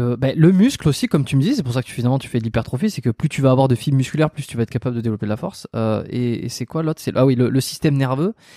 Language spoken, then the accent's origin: French; France; moved away as an adult; also born or lived in Bordeaux; now in Montreal, Canada; Je suis pas canadien, je suis français euh, qui suis expatrié